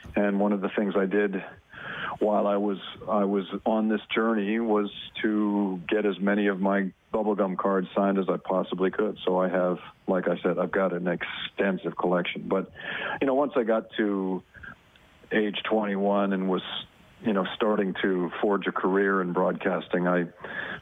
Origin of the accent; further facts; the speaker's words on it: Oakville, Ontario, Canada; my hometown in Oakville, Ontario